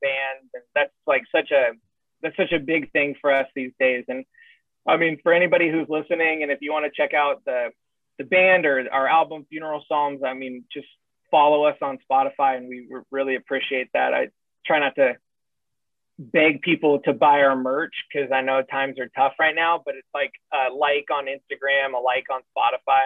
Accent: San Diego, California, United States; I'm from San Diego

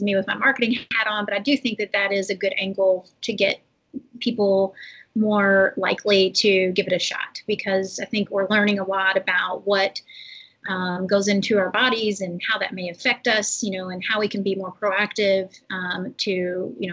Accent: Kentucky, United States; I'm from Kentucky, like from a city, but we definitely had, you know, we had all the wild game

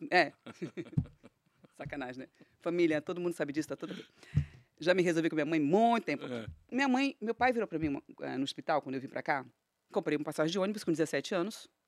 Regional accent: Pará, Brazil; Eu sou paraense, paraense fala muito no sh, sh, sh.

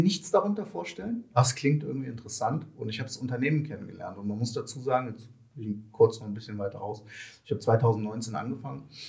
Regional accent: Kassel, Hesse, Germany; moved away; ich komme eigentlich aus Kassel

